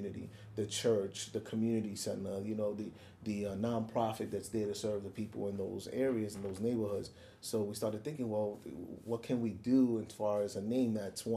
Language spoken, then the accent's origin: English; New York City, New York, United States; growing up in the South Bronx, a kid from a Puerto Rican home